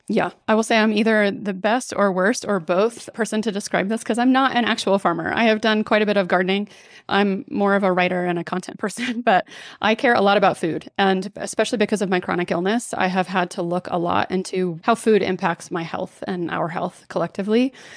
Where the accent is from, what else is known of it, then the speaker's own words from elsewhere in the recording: Dallas, Texas, United States; I grew up in Dallas, sort of swimming in cultural Christianity